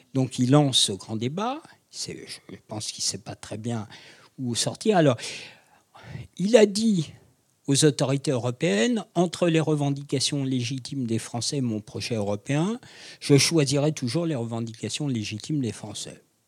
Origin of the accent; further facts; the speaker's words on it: France; je suis français